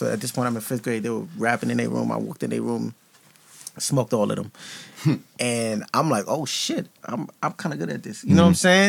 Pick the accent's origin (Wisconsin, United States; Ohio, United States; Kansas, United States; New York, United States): New York, United States; Brooklyn; also born or lived in Queens; I was born in Brooklyn, I went to school in Brooklyn, but it's like, I'm not a Brooklyn nigga.